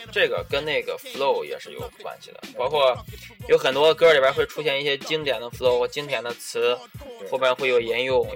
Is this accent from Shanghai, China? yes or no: no; Shandong, China; 我们是山东人